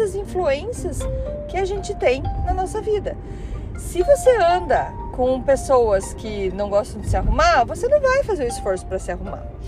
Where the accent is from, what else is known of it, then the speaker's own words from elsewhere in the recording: Curitiba, Paraná, Brazil; moved away as an adult; now in Canada; Eu sou curitibana, leite quente, para quem ainda não percebeu o meu sotaque